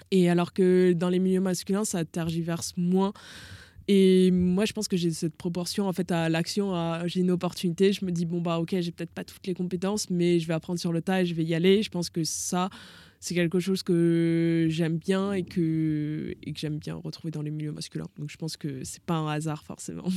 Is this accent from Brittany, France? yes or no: no; Lyon, Auvergne-Rhône-Alpes, France; moved away; also born or lived in Toulon; moi je viens de Lyon, donc Lyon euh, à la grande époque de l'OL